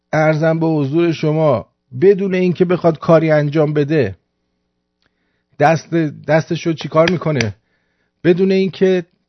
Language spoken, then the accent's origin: Persian; Iran; من ایرانیم